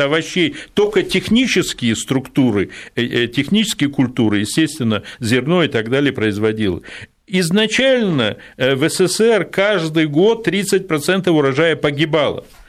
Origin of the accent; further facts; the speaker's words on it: Odesa, Odesa Oblast, Ukraine; moved away; сам я вырос в Одессе, как дитя привоза